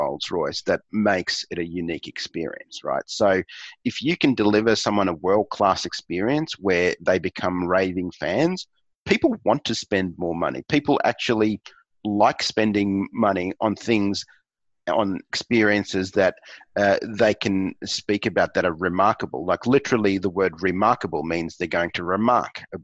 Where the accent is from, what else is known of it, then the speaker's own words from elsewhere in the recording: Australia; accent: Aussie; my Aussie accent